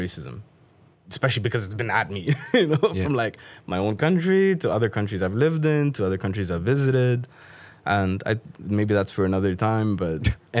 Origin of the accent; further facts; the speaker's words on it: Pakistan; I'm like, because I'm from Pakistan. And she's like, no, you're not. And I'm like, no, yes, I am. She's like, no, you're not. And I'm like, I think I would know where I'm from.